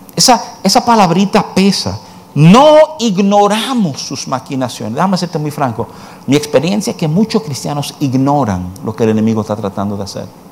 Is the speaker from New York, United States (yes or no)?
yes; New York, United States; de jovencito, me, eh, me crié en Nueva York